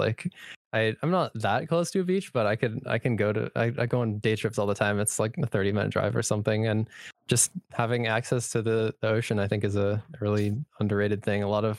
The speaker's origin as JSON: {"language": "English", "region": "Northern California", "country": "United States", "said": "I'm from Northern California"}